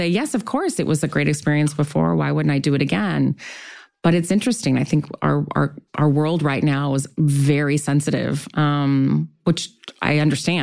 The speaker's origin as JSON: {"language": "English", "town": "Long Beach", "region": "California", "country": "United States", "tie": "born or raised there", "said": "I grew up in Long Beach"}